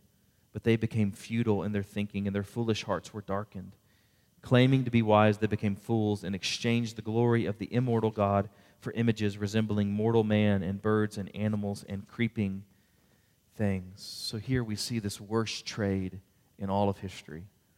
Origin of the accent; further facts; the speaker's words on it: Houston, Texas, United States; because I grew up in the Houston area.